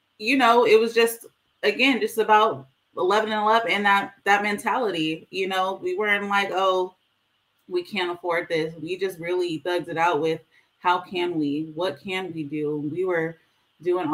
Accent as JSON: {"language": "English", "town": "Fresno", "region": "California", "country": "United States", "said": "I'm from the Fresno area"}